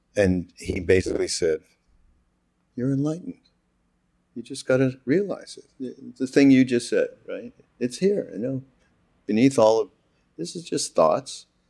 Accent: Montreal, Quebec, Canada; I'm from Montreal, as you know, from Quebec.

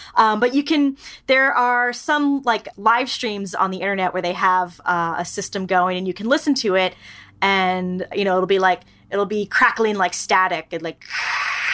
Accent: New York, United States; moved away; I grew up in New York

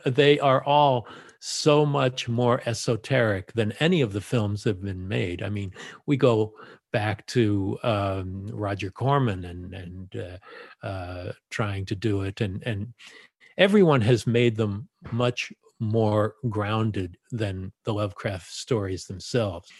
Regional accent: Los Angeles, California, United States; I grew up in the San Fernando Valley and just went to schools in the valley

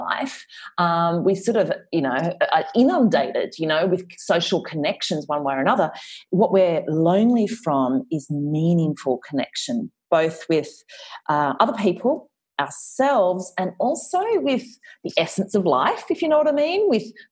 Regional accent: Australia; I am clearly Australian, but I spent a lot of time in the States

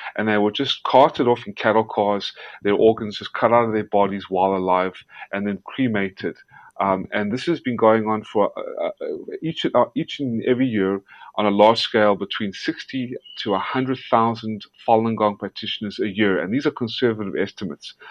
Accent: South Africa; moved away; also born or lived in Georgia, United States; I was born in South Africa. And the only reason I, I was born in South Africa is because a lot of my family members who were wiped out in Nazi occupied Lithuania and Ukraine uh, fled whatever was left of them and survived to South Africa. And that's where I was born. And then I moved to America, to Georgia, and uh, I became an American citizen

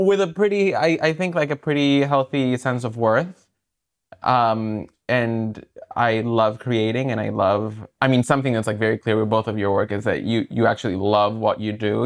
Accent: El Salvador; also born or lived in Brooklyn, New York; now in New York, United States; I'm from El Salvador, yeah. And I moved here like 10 years ago

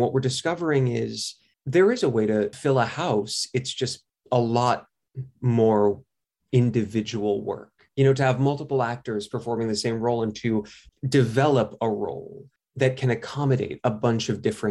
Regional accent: New York, United States; I grew up in New York, so I was very fortunate to have the exposure to theater that I did.

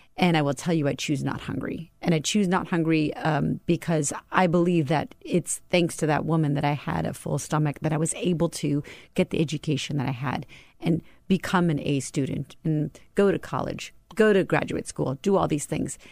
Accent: Tucson, Arizona, United States; I grew up in Tucson, Arizona.

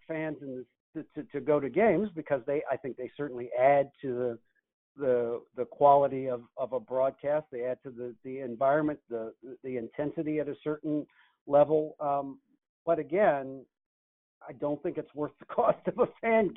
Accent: Washington, District of Columbia, United States; moved away; I would like to be back in my hometown

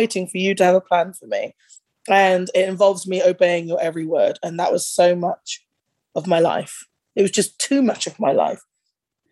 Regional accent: United Kingdom; growing up in that era in the UK

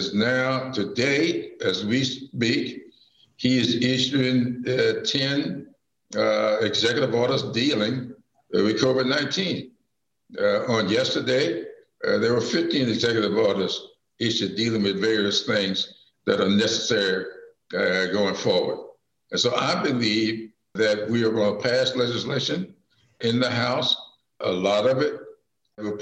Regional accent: South Carolina, United States; my days growing up in South Carolina

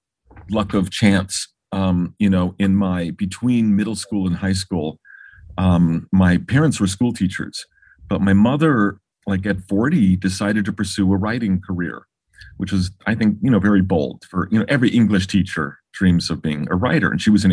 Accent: Los Angeles, California, United States; I grew up in Baldwin Hills here in Los Angeles.

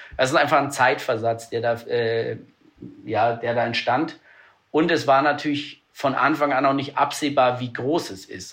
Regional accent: Germany; als Deutsche

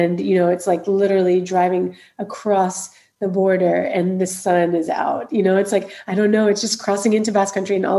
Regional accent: Alabama, United States; moved away as an adult; also born or lived in New Orleans, Louisiana, United States; now in San Sebastian, Spain; So I'm originally from Alabama in the USA.

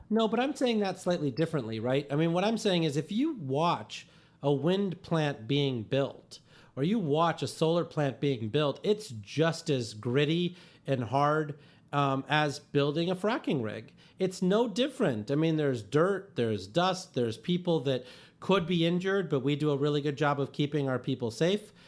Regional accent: India; I was born in India in one of these towns that didn't have adequate electricity

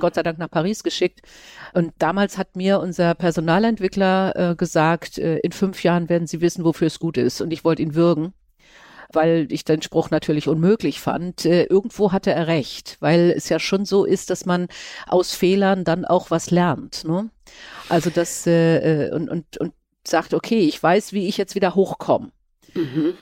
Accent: Schleswig-Holstein, Germany; ich bin ja auch aus Schleswig-Holstein. Ich sitze ja momentan in Kiel

